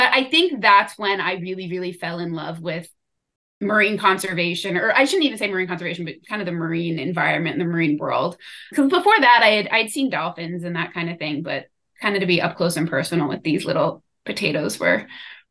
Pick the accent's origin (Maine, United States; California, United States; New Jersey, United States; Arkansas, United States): New Jersey, United States; Jersey Shore; moved away as an adult; also born or lived in Miami; now in Oxford, United Kingdom; I grew up on the Jersey Shore